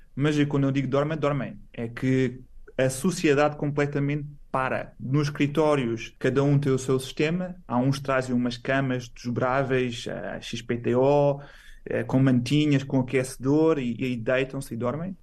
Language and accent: Portuguese; Portugal; moved away as an adult; also born or lived in Setúbal / Barcelona, Spain / Milan, Italy; now in China; Fora de Portugal ah, já estou desde 2009